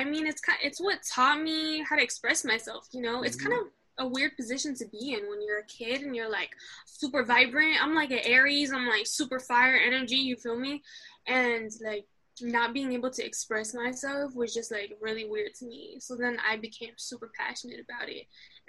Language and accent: English; Queens, New York, United States; also born or lived in Morocco; I'm from Morocco and New York. So basically, I was born in the States, but immediately shipped off to Morocco as a newborn. And then I was raised there until I was, like, 6. And then I came back to Queens